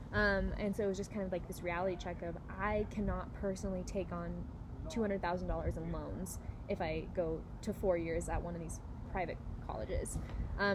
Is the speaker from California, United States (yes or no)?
yes; Northern California, United States; moved away as an adult; now in Nevada, United States; I'm from Northern California